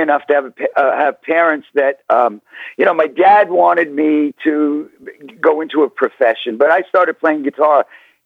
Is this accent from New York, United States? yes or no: yes; New York City, New York, United States; I was born in East New York, and I grew up in Queens.